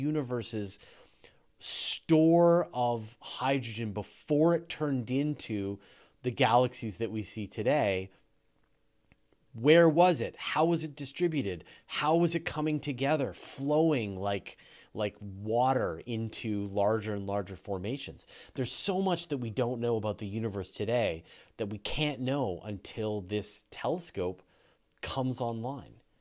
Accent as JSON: {"language": "English", "country": "Canada", "accent": "Canadian", "said": "As Canadians, a lot of people make fun of me for my Canadian accent"}